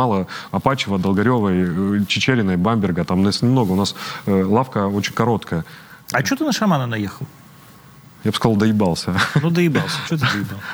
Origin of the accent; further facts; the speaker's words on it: Donetsk, Donetsk Oblast, Ukraine; Ну, мы, я же из Донецка, мы же не верим в это все мы верим искреннему